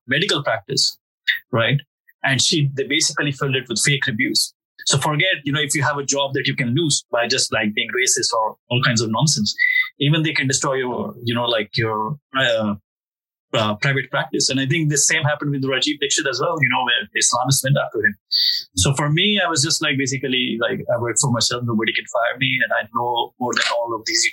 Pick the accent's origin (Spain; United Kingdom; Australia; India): India; Delhi; moved away; I'm from Delhi, actually, where the pogrom of Sikhs happened